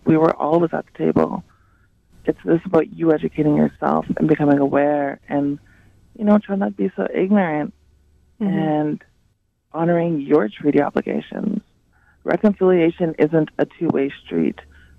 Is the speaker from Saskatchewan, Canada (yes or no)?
yes; English River First Nation, Saskatchewan, Canada; So, as you know … I'm Dene from English River First Nation, and on my maternal side, Métis from the Batoche area.